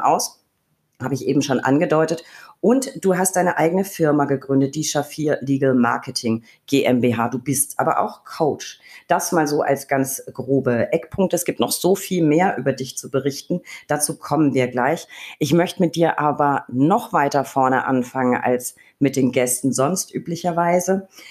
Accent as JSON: {"language": "German", "region": "Berlin", "country": "Germany", "said": "Wir Berliner"}